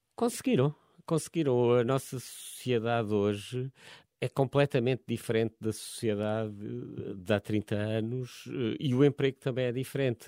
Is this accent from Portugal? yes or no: yes; Évora, Alentejo, Portugal; moved away as an adult; now in Lisbon, Portugal; eu não, não sou da, originalmente da, da, zona de Lisboa, sou do, venho do Alentejo, de Évora